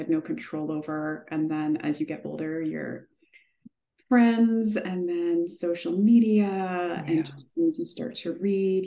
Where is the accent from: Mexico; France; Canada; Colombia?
Canada; Manitoba; I grew up in Manitoba